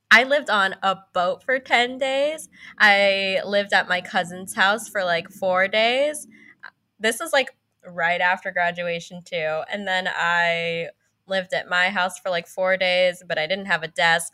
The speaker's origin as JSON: {"language": "English", "area": "San Francisco Bay Area", "region": "California", "country": "United States", "tie": "born or raised there", "said": "I lived in California my whole life. I lived in the San Francisco Bay Area"}